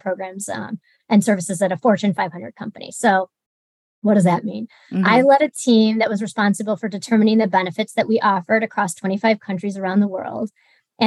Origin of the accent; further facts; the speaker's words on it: Michigan, United States; moved away as an adult; also born or lived in Illinois; now in Kansas City, United States; I grew up in Michigan